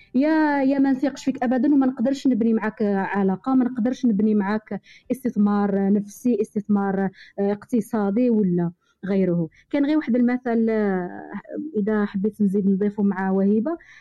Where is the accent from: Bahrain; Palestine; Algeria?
Algeria; حنا كجزائريين